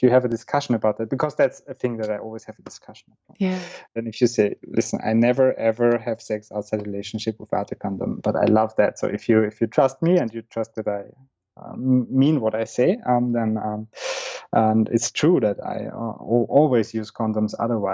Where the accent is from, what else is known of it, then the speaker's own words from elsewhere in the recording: Vienna, Austria; moved away as an adult; I was born and raised in Vienna